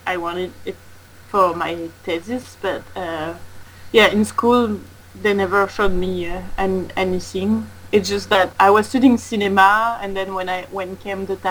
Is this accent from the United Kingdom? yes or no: no; France; moved away as an adult; now in Montreal, Canada; I'm from France